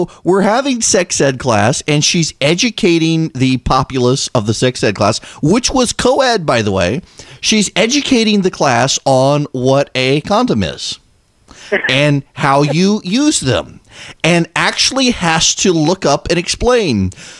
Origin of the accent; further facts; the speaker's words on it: Dubai, United Arab Emirates; So when I was growing up overseas, growing up in Dubai, we had to have sex ed class in 8th and 9th grade.